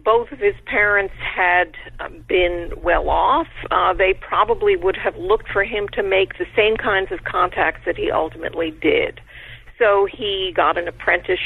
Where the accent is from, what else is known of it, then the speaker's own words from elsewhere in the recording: Connecticut, United States; moved away as an adult; also born or lived in Cambridge, Massachusetts / New Haven, Connecticut; now in Buffalo, United States; I grew up in Connecticut